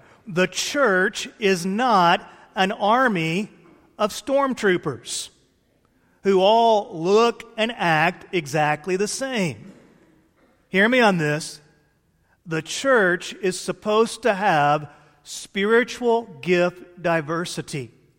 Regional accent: Illinois, United States; born there; You've heard me bemoan the fact before that I was born 100 miles outside of Chicago. I wanted to be born in the Republic of Texas. All my kids are born in the Republic of Texas, but I was born up north.

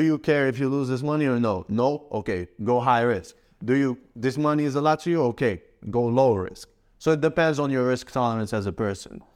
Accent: Morocco; also born or lived in Canada / Spain; now in Dubai, United Arab Emirates; my home country, Morocco

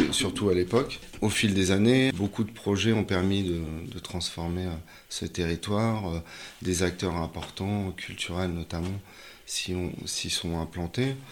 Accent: Paris, Île-de-France, France; je suis parisien, je suis né euh, à, Paris euh, dans le 18e, j'ai vécu dans le, dans le 20e

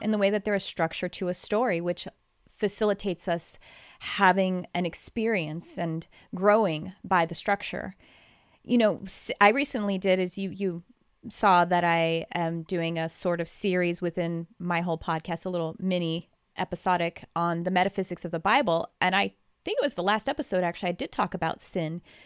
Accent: Texas, United States; accent: Texas; That's my Texas accent coming out.

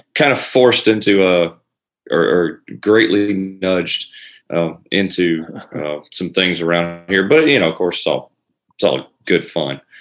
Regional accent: Elberton, Georgia, United States; also born or lived in Florida; I'm from Elberton, same place that uh, Jim and Steve are uh, from. I grew up here

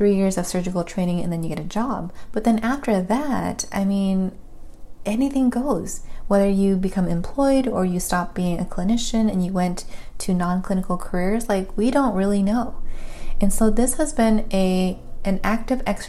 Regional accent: California, United States; as a Californian girl

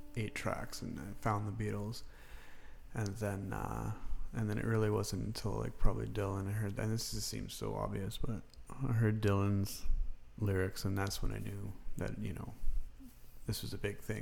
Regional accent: the Prairies, Canada; I'm just a prairie boy

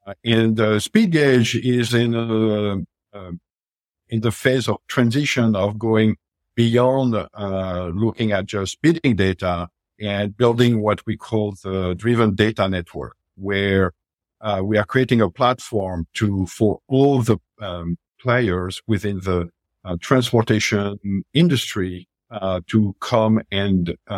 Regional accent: Paris, Île-de-France, France; English is a second language; moved away as an adult; now in United States; I came from Paris. I always thought that after, you know, over 20 years in the U.S., I will not have an accent, but clearly this is not the case.

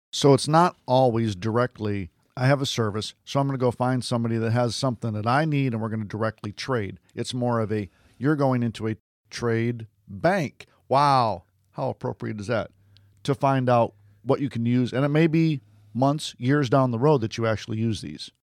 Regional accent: Westland, Michigan, United States; now in Florida, United States; I was born in Westland, Michigan

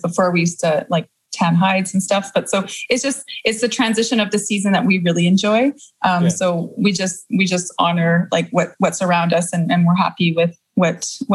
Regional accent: Victoria, British Columbia, Canada; also born or lived in Quebec City; now in Kamloops, Canada; I'm originally from Victoria. So I grew up in Victoria and a bit in Quebec City.

